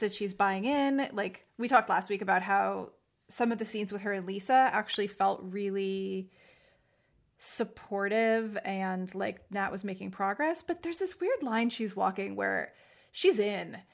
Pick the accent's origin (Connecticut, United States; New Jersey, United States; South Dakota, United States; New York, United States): New Jersey, United States; I'm from Jersey